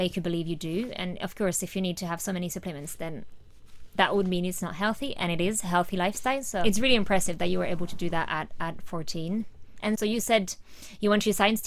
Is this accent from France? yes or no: yes; France; moved away; I'm from France